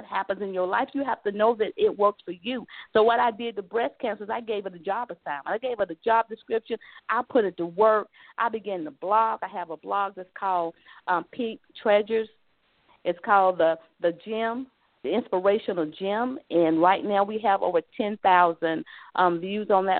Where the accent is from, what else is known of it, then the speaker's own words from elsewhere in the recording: South Carolina, United States; I'm a Southern girl, too. So let me say, when you hear me say y'all, I'm from the South. I'm from South Carolina